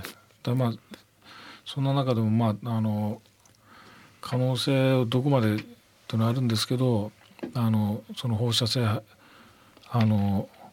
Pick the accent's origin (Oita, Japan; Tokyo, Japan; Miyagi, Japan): Miyagi, Japan; 僕の、あの、生まれ育った宮城県